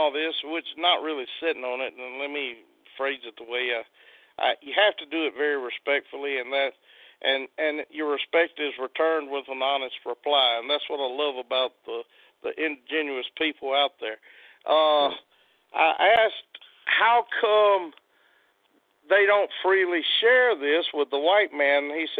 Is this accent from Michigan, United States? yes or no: no; Mississippi, United States; I'm Choctaw from the Mississippi Choctaw.